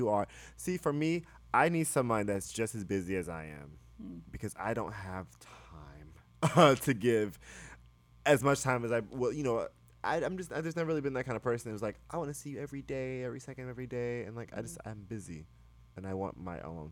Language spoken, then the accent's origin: English; the South, United States; moved away; I grew up in the South